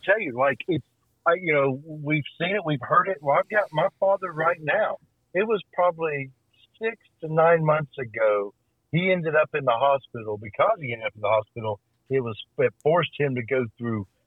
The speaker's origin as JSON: {"language": "English", "town": "Birmingham", "region": "Alabama", "country": "United States", "tie": "born or raised there", "said": "I grew up in Birmingham, Alabama"}